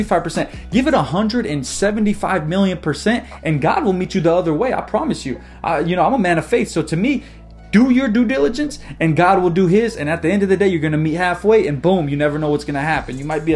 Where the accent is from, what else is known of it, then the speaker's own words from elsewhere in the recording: United States; I was born in America